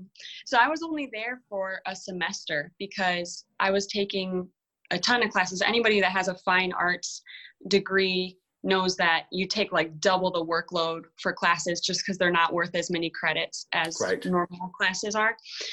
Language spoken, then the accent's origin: English; Eastpointe / Anchor Bay, Michigan, United States; also born or lived in Texas; I was born in East Point. So I went to the East Detroit School District until fifth grade.